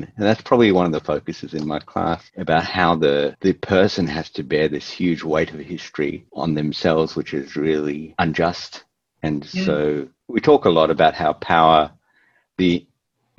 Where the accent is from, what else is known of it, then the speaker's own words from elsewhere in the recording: Melbourne, Victoria, Australia; we're from Melbourne